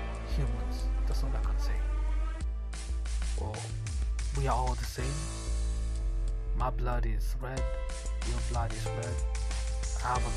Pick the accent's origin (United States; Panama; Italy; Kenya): Kenya; Nairobi; I'm from Kenya, Nairobi